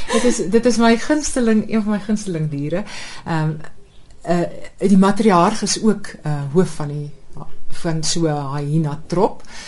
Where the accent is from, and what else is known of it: South Africa; now in Netherlands